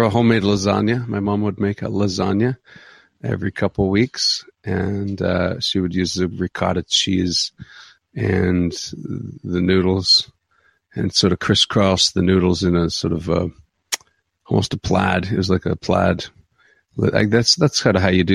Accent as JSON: {"language": "English", "town": "Caledonia", "region": "Ontario", "country": "Canada", "tie": "born or raised there", "lives_now": "Ancaster, Hamilton, Canada", "said": "I grew up in Caledonia, which is about 20 minutes south of here."}